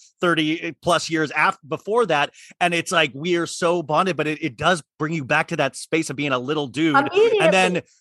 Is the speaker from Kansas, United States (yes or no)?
yes; Kansas, United States; my family growing up in Kansas.